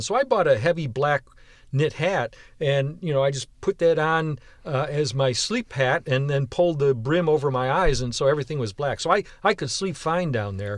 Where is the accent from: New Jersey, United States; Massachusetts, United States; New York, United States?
New York, United States; Western; now in Houston, United States; I was born and raised in Western New York